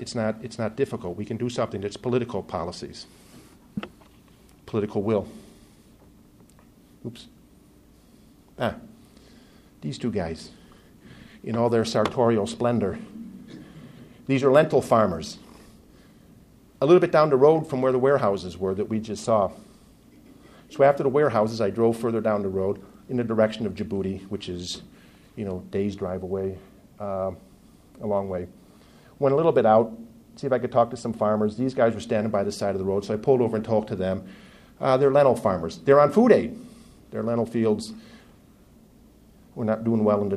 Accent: United States; As an American

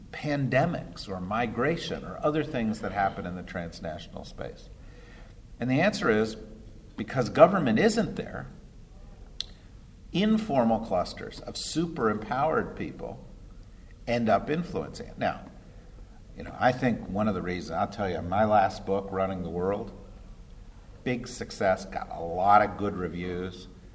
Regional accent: New Jersey, United States; I grew up in New Jersey, which is another state

